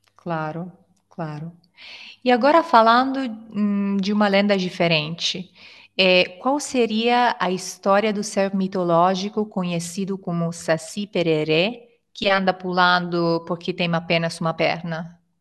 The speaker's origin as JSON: {"language": "Portuguese", "country": "Italy", "second_language": "Portuguese", "said": "sou italiana e ensino italiano também no Italki"}